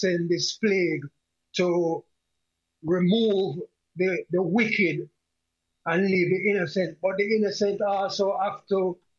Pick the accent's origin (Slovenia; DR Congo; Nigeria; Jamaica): Jamaica; Kingston; now in United States; I am from Trenchtown, Kingston, Jamaica.